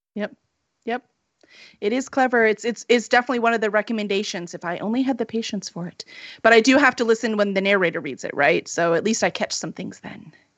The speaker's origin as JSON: {"language": "English", "town": "Chicago", "region": "Illinois", "country": "United States", "said": "we're from Chicago"}